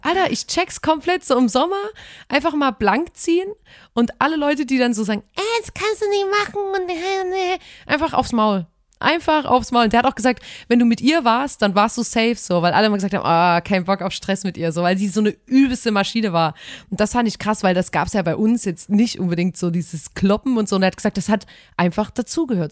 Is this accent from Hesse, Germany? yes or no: no; Chemnitz, Saxony, Germany; eine billige Wohnung bei uns in Chemnitz auf dem Sonnenberg